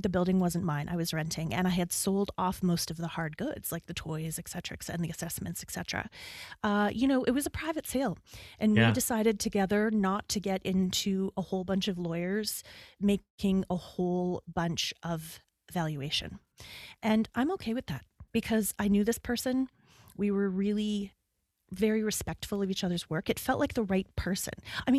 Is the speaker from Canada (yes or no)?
yes; Canada; … identifies as a Canadian. I lead with that. I identify, yes. If my accent isn't the biggest giveaway